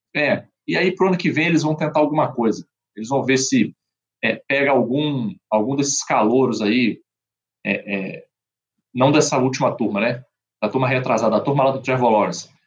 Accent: Brazil; como brasileiro

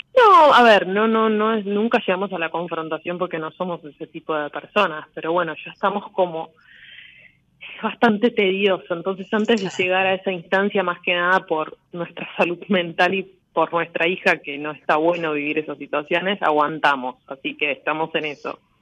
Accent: Buenos Aires, Argentina; de Capital Federal, de Parque Avellaneda

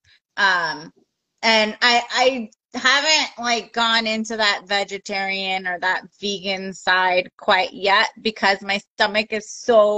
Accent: Oxnard, California, United States; also born or lived in Santa Barbara; now in San Diego, United States; I grew up in Oxnard

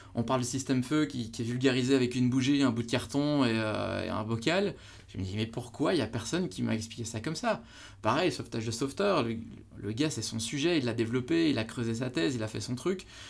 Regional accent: Belgium; chez nous en Belgique

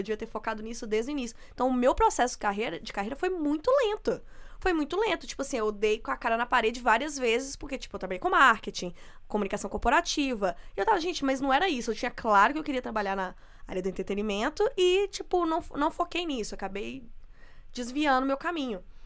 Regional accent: interior of Minas Gerais, Brazil; eu sou do interior de Minas

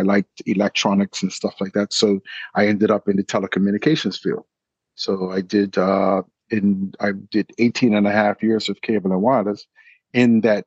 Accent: Bermuda; also born or lived in New York / England; I grew up in Bermuda. I went to school in Bermuda

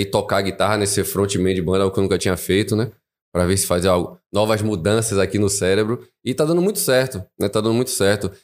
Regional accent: Salvador, Bahia, Brazil; moved away as an adult; now in Vale do Capão, Brazil; eu sou de Salvador

